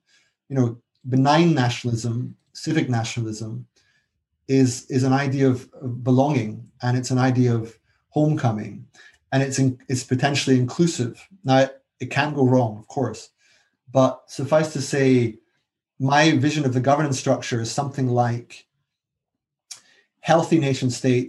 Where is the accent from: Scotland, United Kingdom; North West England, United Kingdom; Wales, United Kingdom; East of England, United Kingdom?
Scotland, United Kingdom; now in London, United Kingdom; I'm Scottish. And I actually support Scottish independence.